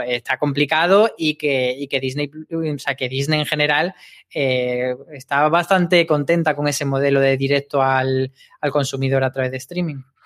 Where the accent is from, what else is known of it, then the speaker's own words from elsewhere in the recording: Granada, Andalusia, Spain; moved away; en Granada, que es de donde yo soy